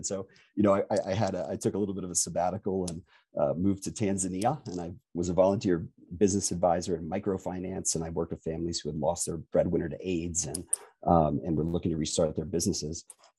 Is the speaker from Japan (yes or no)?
yes; Japan; born there; I was born in Japan, and that's important for a couple of reasons. My parents are in the Foreign Service